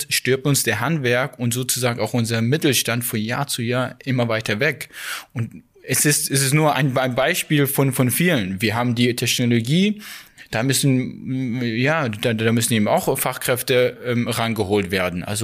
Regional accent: Saxony, Germany; ich fühle mich in, Ostdeutscher, in, als Ostdeutscher. Ich bin hier aufgewachsen.

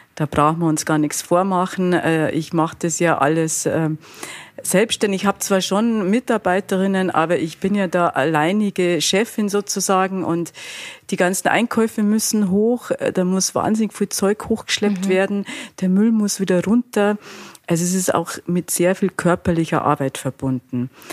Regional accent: Altötting district, Bavaria, Germany; now in Munich, Germany; jetzt komme ich auch noch aus Altötting, oder aus dem Landkreis

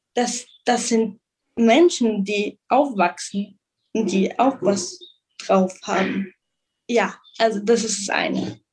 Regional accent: Munich, Bavaria, Germany; moved away as an adult; also born or lived in Israel / United States; now in Jerusalem, Israel; von München, von Deutschland, aus Deutschland

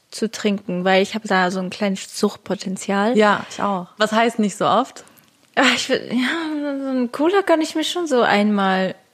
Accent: Switzerland; now in Germany; Ich bin Schweizerin. Ich habe

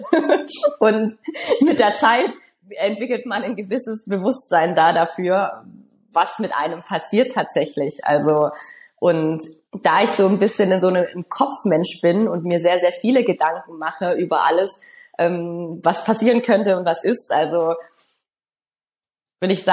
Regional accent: Stuttgart, Baden-Württemberg, Germany; Und wir hatten dann 2007 die Weltmeisterschaft in Stuttgart, das heißt in meiner Heimatstadt.

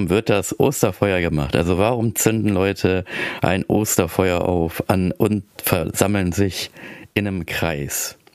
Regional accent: Philippines; ich komme aus den Philippinen, da werde ich euch noch ein bisschen erzählen, wie denn die Tradition in den Philippinen ist

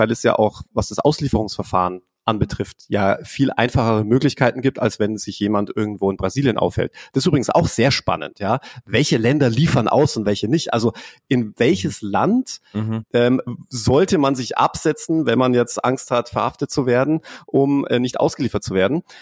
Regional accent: England, United Kingdom; hier, ich bin ja Engländer zum Beispiel, ich habe ja einen britischen {S0} Pass

